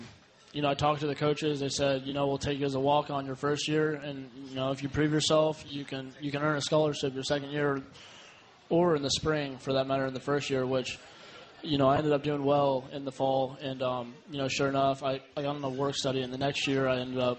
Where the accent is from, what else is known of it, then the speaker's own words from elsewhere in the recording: Bradenton, Florida, United States; It's about 3 hours. I mean, it's pretty similar to this, though. You know, you have the beaches, you know, a nice little downtown area like this.